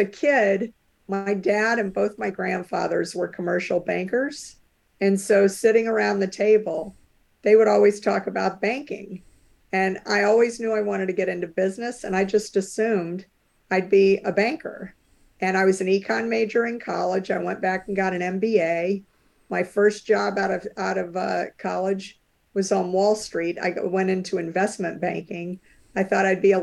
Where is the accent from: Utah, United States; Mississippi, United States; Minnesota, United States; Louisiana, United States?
Louisiana, United States; New Orleans; now in Cambridge, Massachusetts, United States; I grew up in New Orleans, Louisiana